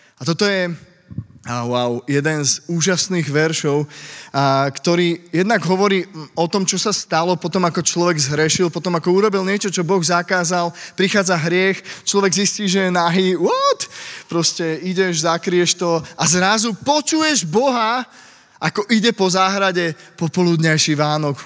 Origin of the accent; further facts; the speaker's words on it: Slovakia; also born or lived in Bratislava; now in Pezinok, Slovakia; som zo Slovenska